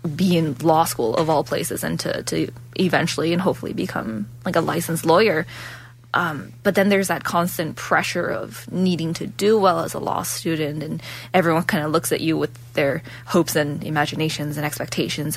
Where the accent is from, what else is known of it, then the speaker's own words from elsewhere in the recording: Ontario, Canada; moved away as an adult; now in Calgary, Canada; I'm originally from Ontario, so moving over from Ontario over to um, Alberta was a big change